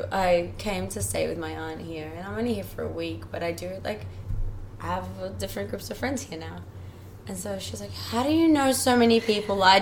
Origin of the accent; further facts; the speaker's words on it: Iran; born there; because I was born in Iran and he's from Iran.